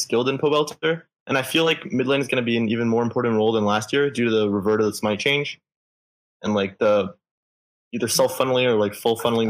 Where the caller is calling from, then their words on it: Fairfax, Virginia, United States; Well, I'm calling from Fairfax, Virginia.